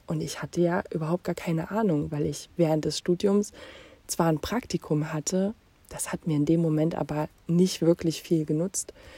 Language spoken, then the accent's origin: German; Jena, Thuringia, Germany; Ich bin in Jena geboren und aufgewachsen